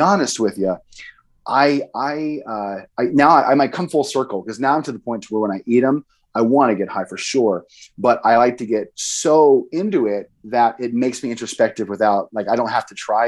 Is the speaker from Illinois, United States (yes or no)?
no; Boise, Idaho, United States; I grew up in Boise